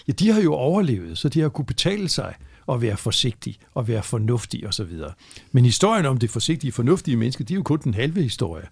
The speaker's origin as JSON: {"language": "Danish", "town": "Frederikshavn", "region": "North Denmark Region", "country": "Denmark", "tie": "born or raised there", "said": "hvor jeg er vokset op"}